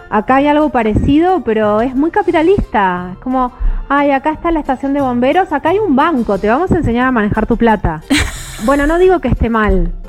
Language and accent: Spanish; Ciudad Evita, Buenos Aires Province, Argentina; A mí me hizo acordar mucho a mi barrio, porque yo soy de Ciudad Evita y las casas son, eh, las construcciones son todas del estilo californiano como las de Ciudad Evita.